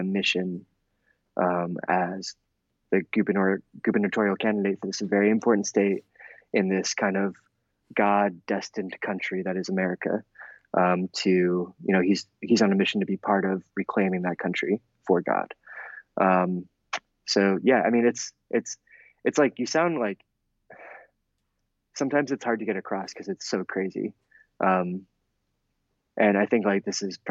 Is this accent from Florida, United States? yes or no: no; Adams County, Pennsylvania, United States; I'm from Central PA. I'm from his district. I grew up going to church